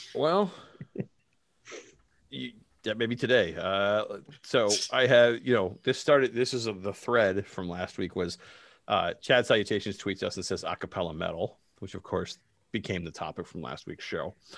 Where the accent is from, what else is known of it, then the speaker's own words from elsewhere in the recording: Canada; I'm Canadian